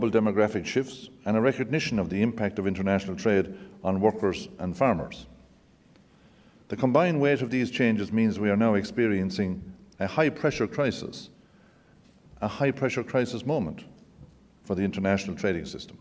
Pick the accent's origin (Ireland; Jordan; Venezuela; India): Ireland; as an Irishman coming to the United States, you feel very much at home.